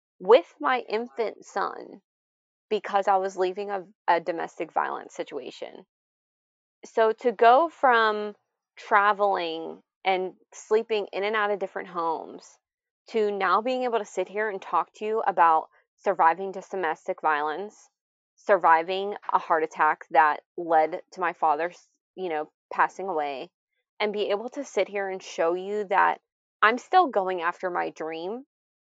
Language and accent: English; Pittsburgh, Pennsylvania, United States; I'm actually from Pittsburgh, Pennsylvania